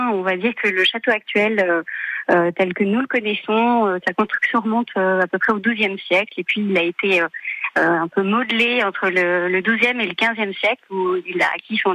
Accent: Chartres, Centre-Val de Loire, France; born there; also born or lived in Paris; Donc je suis née à Chartres après, la vie euh, étudiante et professionnelle m'a amenée à Paris

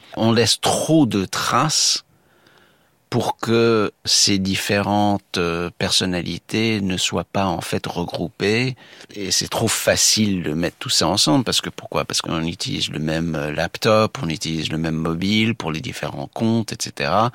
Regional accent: United States; chez nous, aux États-Unis

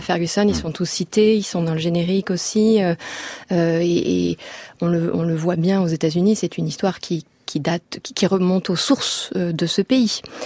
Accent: France; en tant que Français

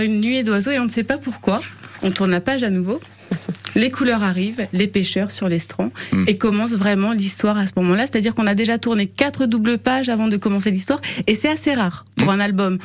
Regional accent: Brittany, France; Je suis bretonne

